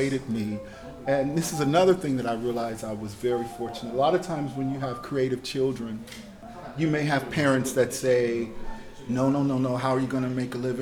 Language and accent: English; Chicago, Illinois, United States; now in Shanghai, China; I remember growing up, a lot of the skyscrapers that were coming up in Chicago